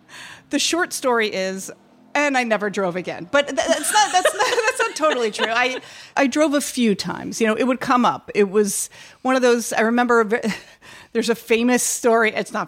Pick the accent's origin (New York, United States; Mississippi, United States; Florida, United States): New York, United States; as a New Yorker